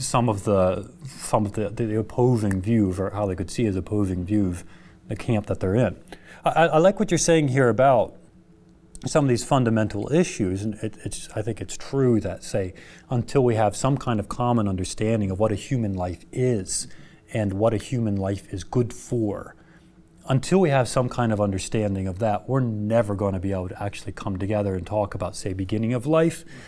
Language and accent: English; United States; as an American culture